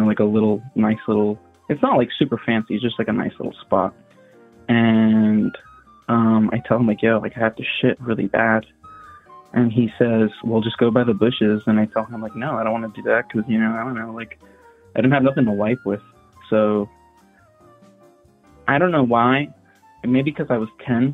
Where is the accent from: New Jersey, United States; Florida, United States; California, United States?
Florida, United States; Miami; I'm from Miami